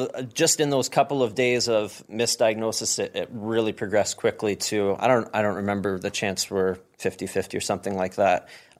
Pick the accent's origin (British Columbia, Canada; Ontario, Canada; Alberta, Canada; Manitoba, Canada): Ontario, Canada; Ottawa; born there; I was born in Ottawa, but my dad was in the military, so we moved all over the place.